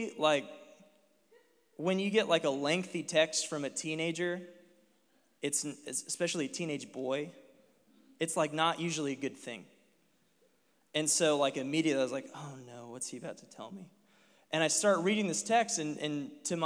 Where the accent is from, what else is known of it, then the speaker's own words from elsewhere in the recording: Dayton, Ohio, United States; moved away as an adult; now in Cincinnati, United States; I'm from Dayton, but I work in Cincinnati as a youth pastor